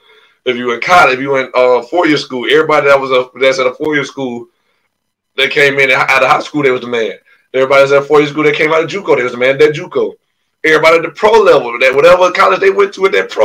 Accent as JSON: {"language": "English", "region": "Alabama", "country": "United States", "said": "I play for Columbus State and I'm from Alabama"}